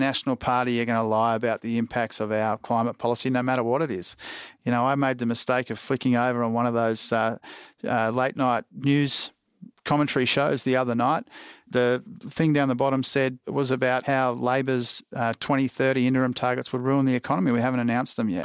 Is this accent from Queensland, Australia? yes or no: yes; Queensland, Australia; I say this as a Queenslander too